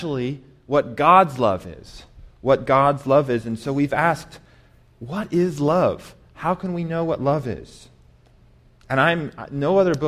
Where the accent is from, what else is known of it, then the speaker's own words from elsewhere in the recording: Colorado Springs, Colorado, United States; moved away as an adult; also born or lived in New York City / St. Louis, Missouri; now in Las Cruces, United States; I grew up in Colorado Springs, Colorado